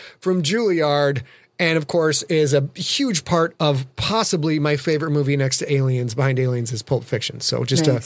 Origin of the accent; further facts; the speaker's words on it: United States; I'm American.